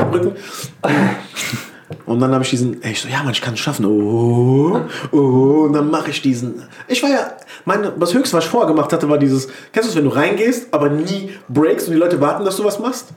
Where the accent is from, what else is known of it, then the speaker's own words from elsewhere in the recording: Wiesbaden, Hesse, Germany; ich komme aus Mainz-Kostheim, aber ich sage mal Wiesbaden